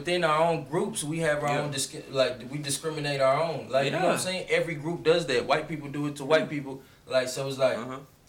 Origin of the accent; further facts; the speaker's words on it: Rhode Island, United States; born there; My parents are African. I'm American. You know, I was born out here.